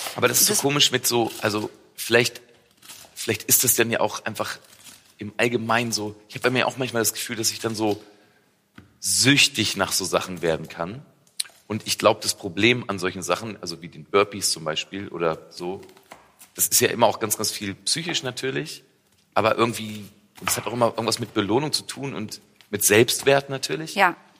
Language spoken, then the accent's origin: German; a village near Braunschweig, Lower Saxony, Germany; ich komme ja aus dem Dorf bei Braunschweig und ich bin mit der Bratwurst in der Hand groß geworden.